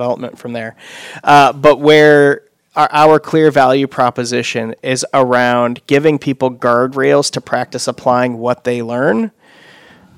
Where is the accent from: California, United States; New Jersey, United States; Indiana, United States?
Indiana, United States; Fort Wayne; born and raised in Fort Wayne. Live there now.